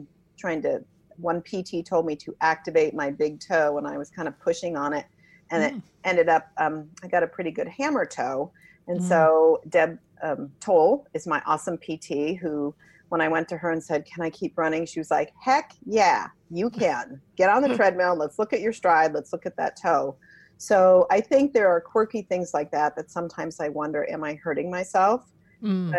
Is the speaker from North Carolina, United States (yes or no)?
no; New Jersey, United States; the town I grew up in New Jersey